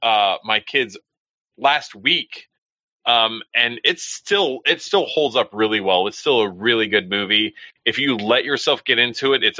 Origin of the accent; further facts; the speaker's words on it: Texas, United States; moved away; We didn't have Svengoolie back in Texas and stuff. So I grew up on Elvira, Joe Bob Briggs